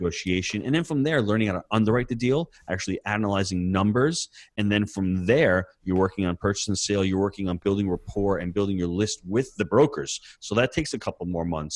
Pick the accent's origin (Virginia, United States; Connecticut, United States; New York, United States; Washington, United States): New York, United States; being a New Yorker